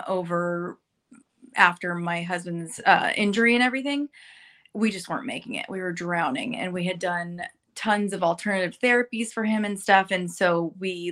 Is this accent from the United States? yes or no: yes; Burbank, California, United States; moved away as an adult; now in North Texas, United States; I grew up in Burbank.